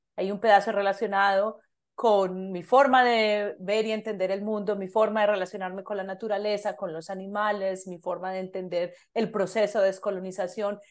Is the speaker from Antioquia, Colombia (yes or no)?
yes; Medellín, Antioquia, Colombia; moved away as an adult; now in Canada; soy de Medellín, Colombia